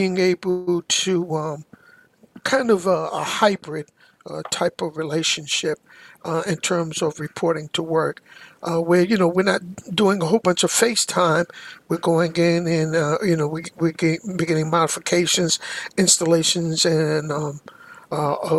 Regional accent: New York City, New York, United States; also born or lived in Harlem, New York; I was born in Harlem, USA, and grew up in Brooklyn and Queens, New York

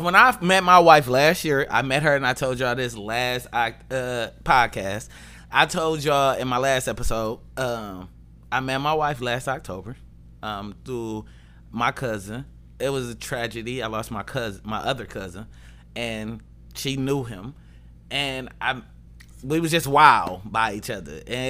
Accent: Highland Park, Michigan, United States; I didn't even grow up in Detroit. I'm from Highland Park, HP stand up.

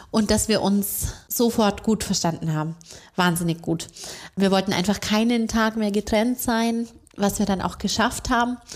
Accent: Augsburg, Bavaria, Germany; Wir wohnen in Augsburg, in meiner Heimatstadt, mit unseren zwei kleinen Jungs, die sind drei und fünf.

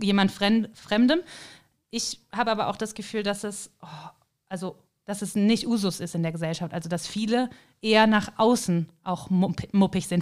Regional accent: Cologne, North Rhine-Westphalia, Germany; moved away as an adult; also born or lived in Hamburg / Kiel; now in St. Johann in Tirol, Austria; Und natürlich komme ich ja eben aus dem Rheinland, aus Köln.

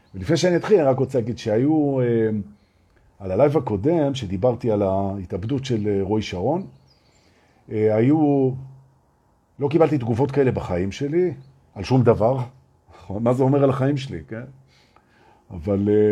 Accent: Israel; אנחנו מפחדים בתור ישראלים

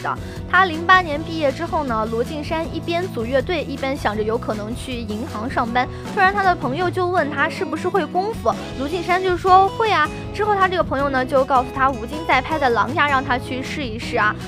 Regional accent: China; 幸好我们就是生在这样的一个大中国啊

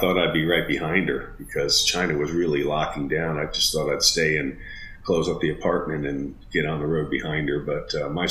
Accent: Germany; born there; You know, I was born an American, even though I was born in Germany.

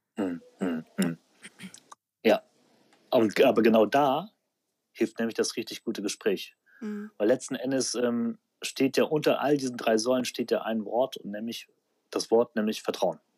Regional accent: Aachen, North Rhine-Westphalia, Germany; moved away as an adult; now in Düsseldorf, Germany; Ich bin eigentlich Aachener, aber seit, äh, seit wann bin ich in Düsseldorf? Ich glaube 2006

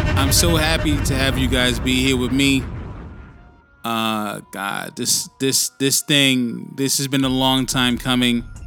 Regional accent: New York City, New York, United States; also born or lived in Bronx, New York City; now in Sydney, Australia; spent my time, my childhood years, primarily, well, in between like the Bronx and Harlem, but mainly, uh, you know, in in uh, Harlem

